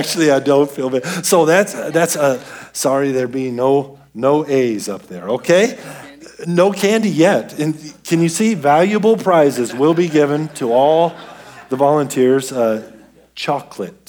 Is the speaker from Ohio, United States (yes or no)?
no; Denver, Colorado, United States; I was born and raised in Denver